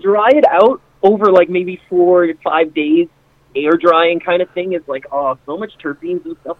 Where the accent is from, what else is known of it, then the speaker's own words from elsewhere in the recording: Canada; Okay, so my story is that I'm Canadian, actually. So we're in Canada